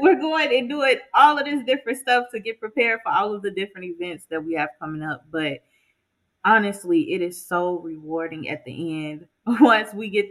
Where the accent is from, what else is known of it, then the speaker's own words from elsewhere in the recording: Inglewood, California, United States; I grew up in Inglewood